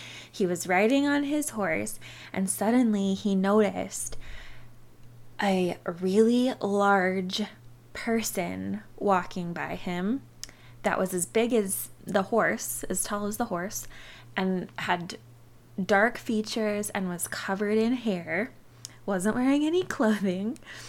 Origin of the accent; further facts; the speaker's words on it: Utah, United States; now in Arizona, United States; I grew up in Utah and I now live in Arizona.